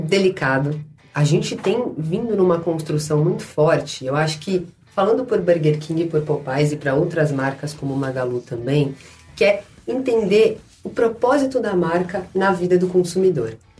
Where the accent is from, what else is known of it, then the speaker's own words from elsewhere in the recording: São Paulo, Brazil; Eu sou lá da Zona Leste